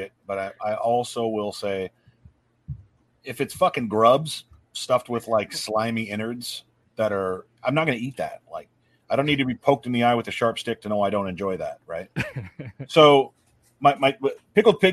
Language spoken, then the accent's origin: English; north of the Mason-Dixon line, United States; I'm a Yank from Mason Dixon